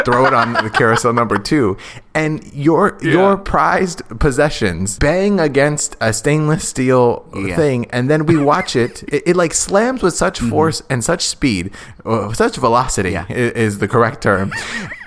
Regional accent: United States

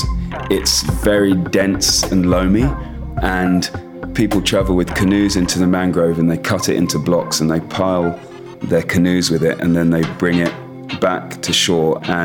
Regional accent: Nigeria; I grew up in Nigeria

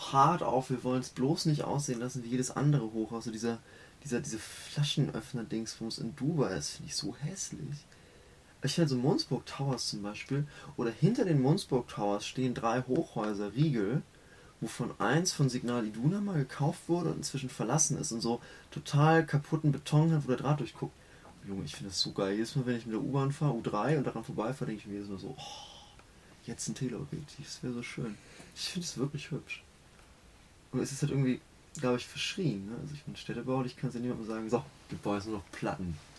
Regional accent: Hamburg, Germany; also born or lived in Aachen; Ich bin in Aachen geboren, nach Hamburg sind meine Eltern gezogen und ich fasse mich total als Hamburger auf

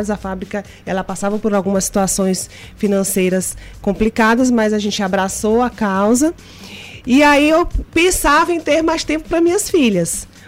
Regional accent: Maranhão, Brazil; Como você falou, eu sou maranhense, já fui bancária há 10 anos.

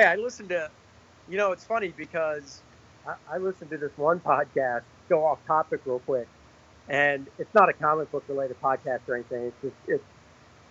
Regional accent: Charlotte, North Carolina, United States; my hometown, you know, my backyard

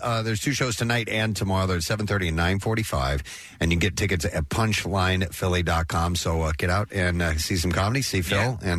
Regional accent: Oshawa, Ontario, Canada; I'm from Oshawa, Ontario, which is a big, Lindros played there.

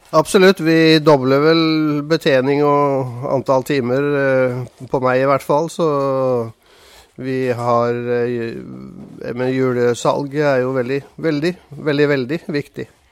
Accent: Oslo, Norway; moved away as an adult; also born or lived in Randers, Denmark; now in Arendal, Norway; Jeg kommer fra Oslo

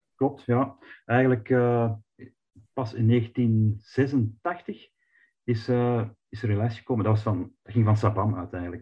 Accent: Flanders, Belgium

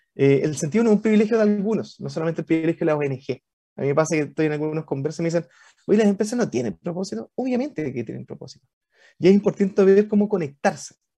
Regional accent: Valparaíso, Chile; Yo, soy porteño, eh, de Valpo, guanderino.

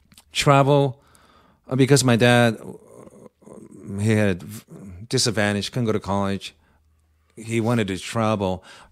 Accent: Japan; moved away; I have Japanese name. I grew up in Japan, but ethnically Korean.

